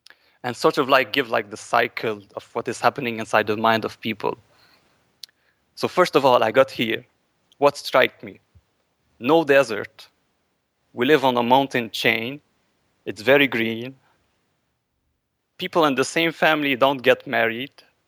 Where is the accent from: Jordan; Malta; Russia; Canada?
Canada; English is a second language; now in Lebanon; I'm Canadian. Caucasian.